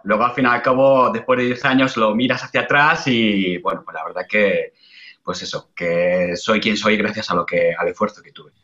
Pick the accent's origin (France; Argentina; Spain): Spain; moved away as an adult; now in Australia; yo salí fuera de España